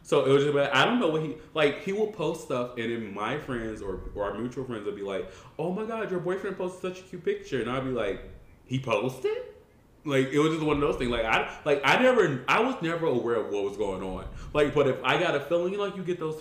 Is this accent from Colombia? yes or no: yes; Colombia; I'm from Colombia.